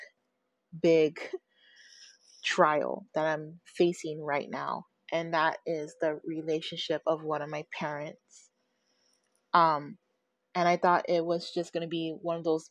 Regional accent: United States; now in California, United States; I am from a different state. I am not from the state of California. I am the only person in my immediate family that is in California. Everybody else is back in my home state.

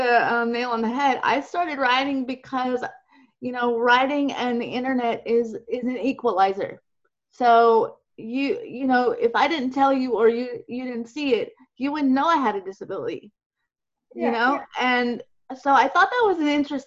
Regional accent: Jacksonville, Florida, United States; I'm from Jacksonville, Florida

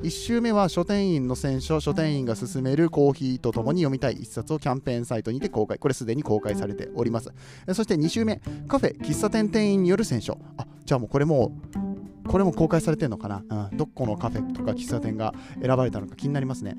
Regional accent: Aichi, Japan; now in Kansai, Japan; 僕は愛知県出身なんですけれども

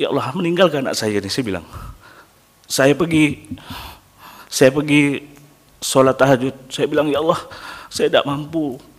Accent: Indonesia; saya dari Indon saya nak ikut barber battle Asia

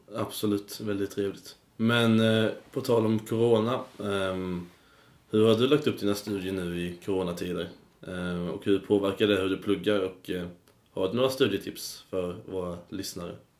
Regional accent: Karlshamn, Blekinge, Sweden; now in Uppsala, Sweden; jag är då från Blekinge. Det är en stad

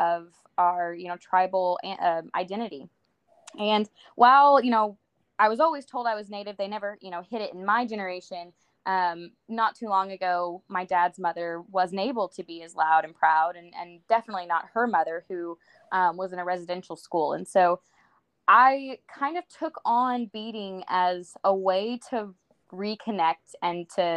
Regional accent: Chickasha, Oklahoma, United States; I'm from South Central Oklahoma, the Chickasha area.

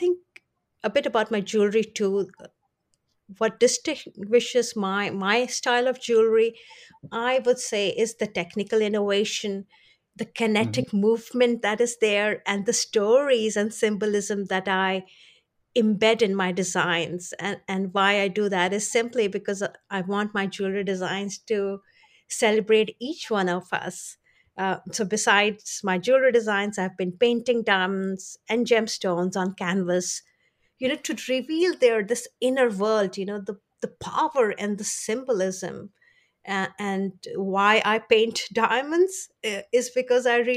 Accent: India; I was born in India

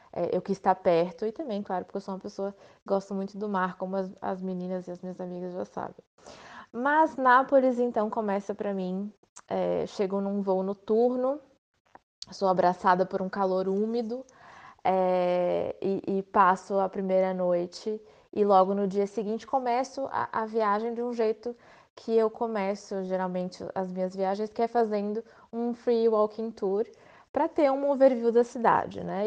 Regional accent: Itajaí, Santa Catarina, Brazil; also born or lived in Blumenau; eu sou de Itajaí. Apesar de ter nascido em Blumenau, eu me criei em Itajaí.

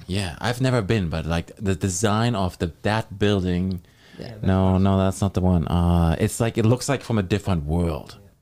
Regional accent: Germany; now in Thunder Bay, Canada; In Germany, I'm from Germany

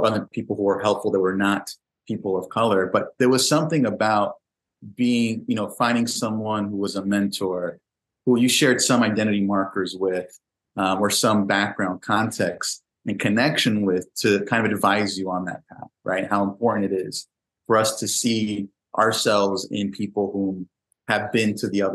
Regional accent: New York City, New York, United States; when I was a young kid growing up in the Bronx

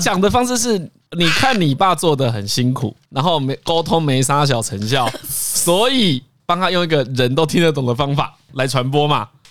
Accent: Changhua County, Taiwan; 我彰化人嘛

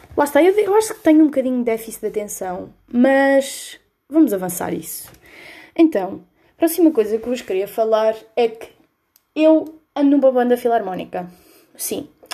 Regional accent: Coimbra, Centro, Portugal; eu sou de Coimbra, tenho 17 anos

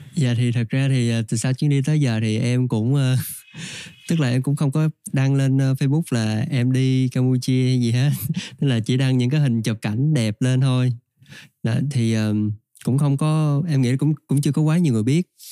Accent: Trà Vinh, Vietnam; moved away; quê mình ở trà vinh

